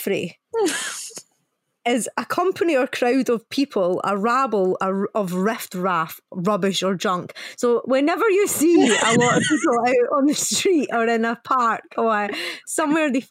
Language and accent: English; Scotland, United Kingdom; accent: Scottish; my proper Scottish accent